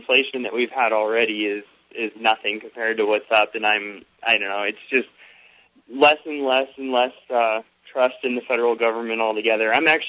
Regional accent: Fort Lauderdale, Florida, United States; also born or lived in Washington State; now in Washington, United States; I'm actually a Floridian, a native Floridian. I live in Washington State now, but I grew up in Fort Lauderdale.

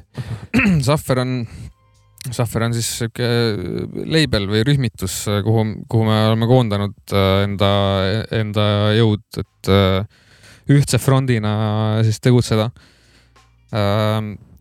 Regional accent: Tartu, Tartu County, Estonia; sündisin Tartus Maarja mõisa haiglas

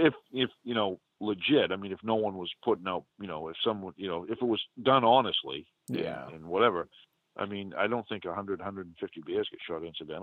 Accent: Northeast, United States; accent: New England; now in New Hampshire, United States; growing up in the Northeast

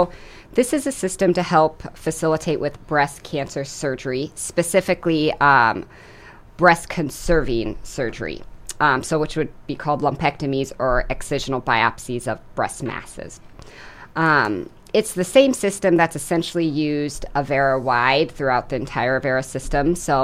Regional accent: Oregon, United States; moved away as an adult; also born or lived in Sioux Falls, South Dakota; now in Brookings, United States; So I came from Oregon originally. That's where I did medical school. But most recently, we moved from Sioux Falls.

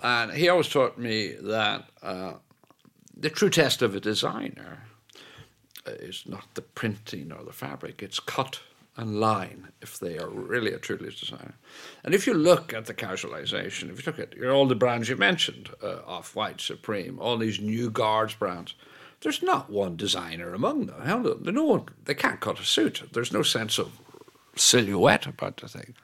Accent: Ireland; moved away; also born or lived in Italy / New York / Paris / London; I speak as an Irishman who's lived in Italy

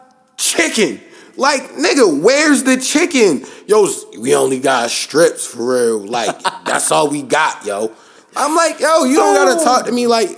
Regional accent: Baltimore, Maryland, United States; I'm from Baltimore.

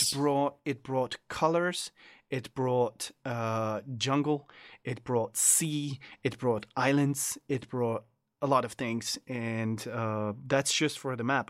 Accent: France; I am from France

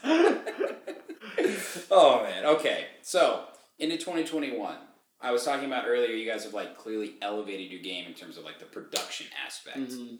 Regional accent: New York City, New York, United States; But, like, you kind of just, like, grit your teeth there. Like, I'm a New Yorker

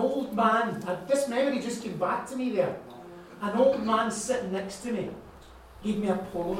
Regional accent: Cumbernauld, Scotland, United Kingdom; I grew up in Cumbernauld, which was a new town, so there was nothing really built.

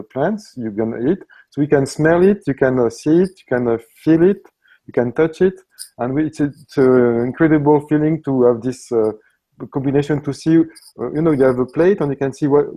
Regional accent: Tunisia; English is a second language; moved away; I'm coming from Tunisia, my origin

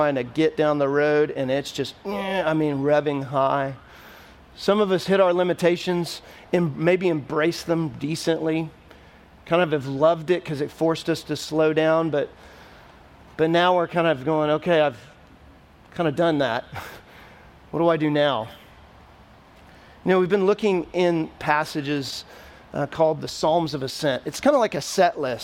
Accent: Texas, United States; now in Nashville, United States; when I was younger, growing up in Texas

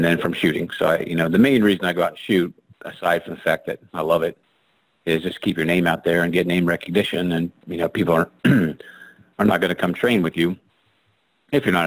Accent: West Virginia, United States; I'm a redneck from West Virginia

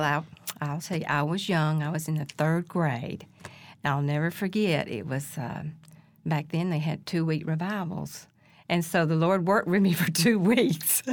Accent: Decatur, Alabama, United States; also born or lived in Cullman, Alabama; now in Holly Pond, United States; I grew up in Decatur

